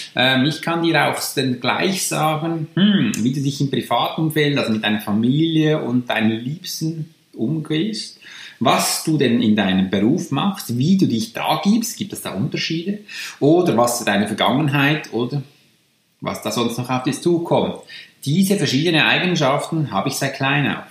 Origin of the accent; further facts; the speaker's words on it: Switzerland; accent: Swiss German; first language Swiss German; German is a second language; also born or lived in near Zürich; bin ich aus der Schweiz